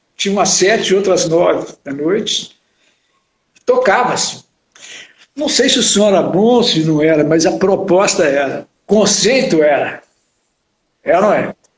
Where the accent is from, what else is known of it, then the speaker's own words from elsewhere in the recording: Belo Horizonte, Minas Gerais, Brazil; minha infância e adolescência em Belo Horizonte